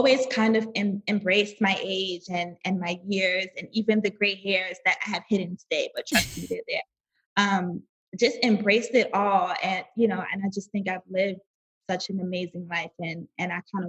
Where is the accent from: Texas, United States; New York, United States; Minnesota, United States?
New York, United States; New York City; I am Brooklyn born and raised.